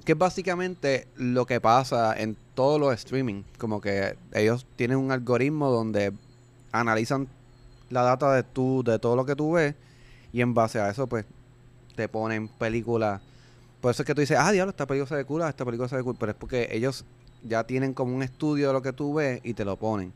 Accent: Puerto Rico; aquí en Puerto Rico, pues, y como somos pues territorio americano

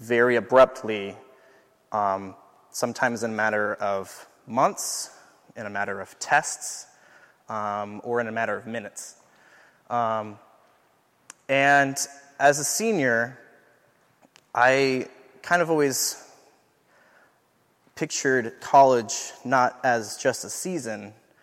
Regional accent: Southern California, United States; moved away as an adult; now in St. Paul, United States; I'm from Southern California

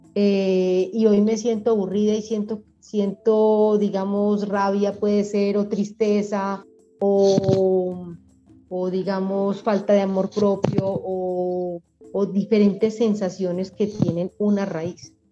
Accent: Medellín, Antioquia, Colombia; also born or lived in Bogotá; Nací en Bogotá y a los 5 o 6 años me trajeron para acá, para Medellín

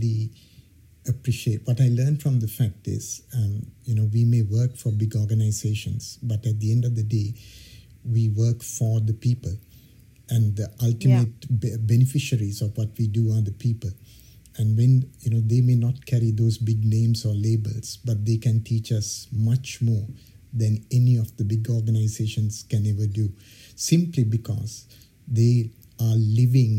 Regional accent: Sri Lanka; moved away as an adult; also born or lived in Ghana; now in United Kingdom; I was born in Sri Lanka. I had the privilege of coming to the United Kingdom in about 20 years ago, with a scholarship to study at the University College London

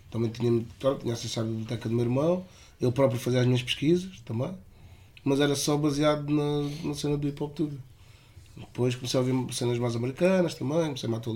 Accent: Parede, Lisbon, Portugal; moved away; é a parede, que é de onde eu venho, apesar de não estar a morar lá

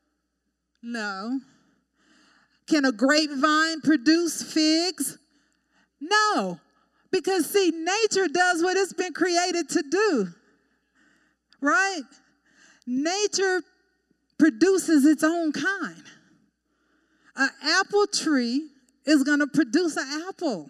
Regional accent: Colorado, United States; also born or lived in Texas; I grew up in Colorado, but my parents are from Texas, and I lived in Texas for a little bit

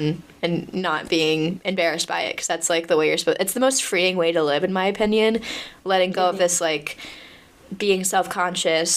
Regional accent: United States; moved away as an adult; now in Paris, France; I'm American

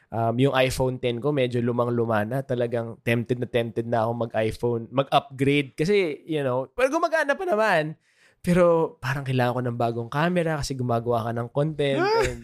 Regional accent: Philippines; buti na lang Pinoy ako.

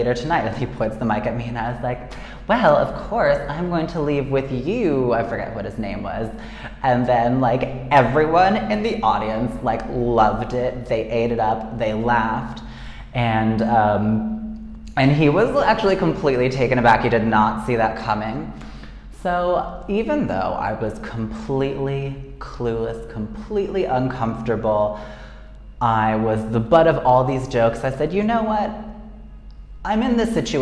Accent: United States; moved away as an adult; now in Buenos Aires, Argentina; I'm American

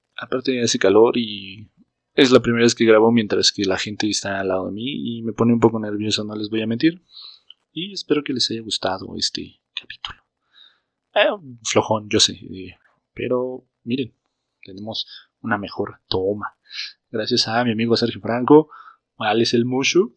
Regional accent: Jilotepec, State of Mexico, Mexico; also born or lived in Toluca; Yo soy de un pueblo que se llama Gilotepec

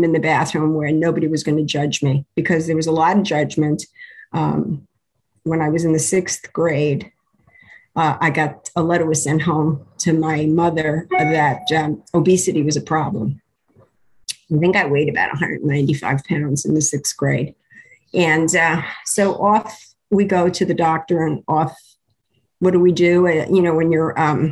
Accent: New York City, New York, United States; I was born in New York City. I was born in the Bronx

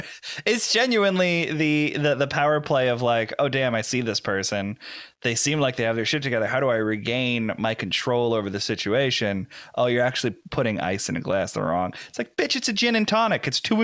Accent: New Jersey, United States; moved away; also born or lived in the Deep South; I got to fake an accent so they don't know I'm from New Jersey.

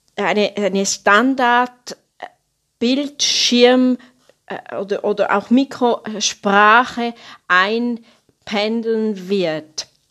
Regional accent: Switzerland; Bei uns in der Schweiz

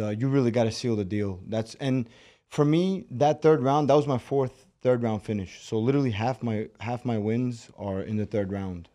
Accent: New York City, New York, United States; accent: Brooklyn; English is a second language; also born or lived in Moscow, Russia / Baku, Azerbaijan (family); six years old, moved to the States, and been in Brooklyn ever since

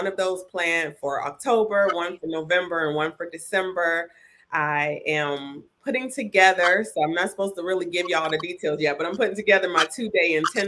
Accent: Ohio, United States; moved away as an adult; now in Tampa, United States; I reside in Tampa, Florida. I'm from Ohio. I'm an Ohio girl

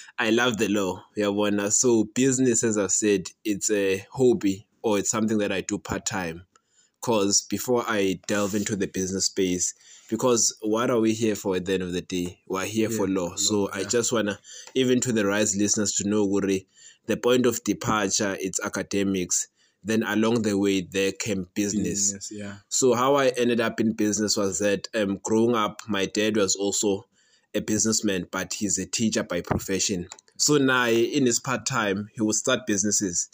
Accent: township outside Nelspruit, Mpumalanga, South Africa; I was born, bred and battered in Kuhlu Township, which is a small township outside Nelspruit in Mpumalanga

